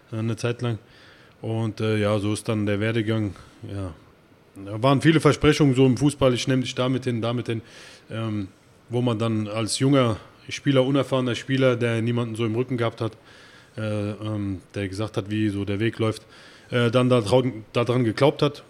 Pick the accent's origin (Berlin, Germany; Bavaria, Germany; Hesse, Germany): Hesse, Germany; Erbach; now in Frankfurt, Germany; ich bin ja, äh, nicht hier in Frankfurt geboren, ich bin, äh, in Erbach im Odenwald geboren